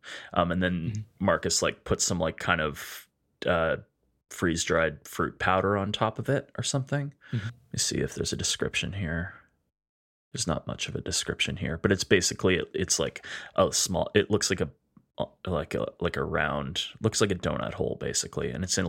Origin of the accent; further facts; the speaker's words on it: Canada; I'm something else. I'm from Canada, I guess, or something.